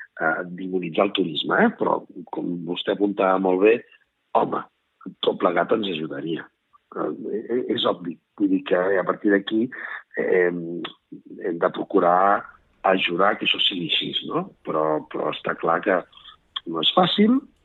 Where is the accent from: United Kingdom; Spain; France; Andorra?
Spain; Garrotxa, Catalonia; jo soc de la Garrotxa